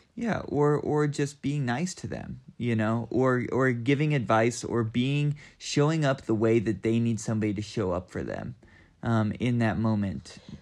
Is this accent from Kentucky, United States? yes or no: yes; Southeastern Kentucky, United States; moved away as an adult; also born or lived in Boston / Oakland, California; now in Asheville, United States; I'm from Southeastern Kentucky, and I moved to Asheville in two thousand four and was here for, for college